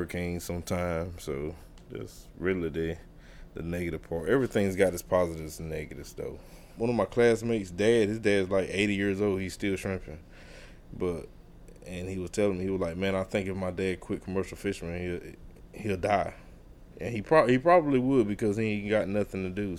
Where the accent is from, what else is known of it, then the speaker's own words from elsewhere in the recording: South River, Merrimon, North Carolina, United States; I'm from South River, Merman. It's pretty much a big community. Everybody's somebody's mom, somebody's dad. You can get a whooping if you're doing something.